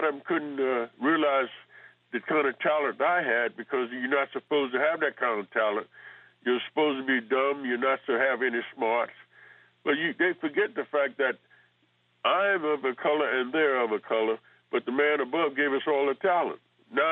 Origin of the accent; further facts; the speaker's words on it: United States; I'm an American citizen. I was born in this country